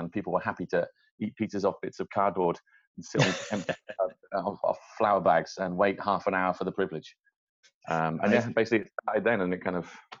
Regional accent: Wales, United Kingdom; moved away as an adult; now in London, United Kingdom; Well, me personally, I'm from Wales. I've lived in London now for 10 years.

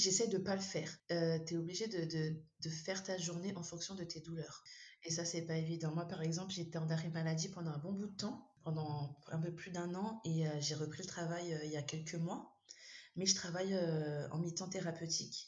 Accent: Madagascar; je suis malgache, donc africaine

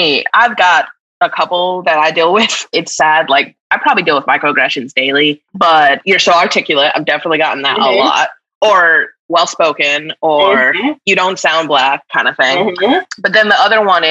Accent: New Mexico, United States; moved away as an adult; now in Redmond, United States; I'm 32, live in Redmond, Washington with my fiance. I'm from New Mexico.

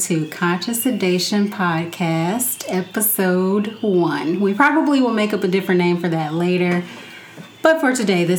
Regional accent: Gary, Indiana, United States; now in Indianapolis, United States; I was born and bred in Gary, Indiana, enough years ago. I'm not going to say how many. And I now live in Indianapolis

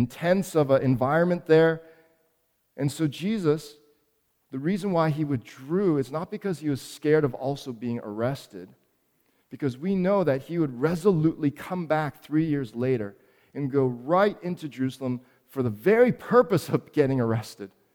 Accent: Toronto, Ontario, Canada; also born or lived in Montreal; I was born in Montreal, but came here to Toronto when I was four, and Toronto is my hometown

